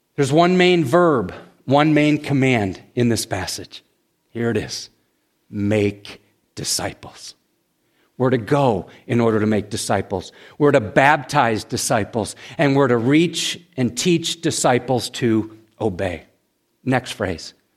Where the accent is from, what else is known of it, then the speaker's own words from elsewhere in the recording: United States; we as American Christians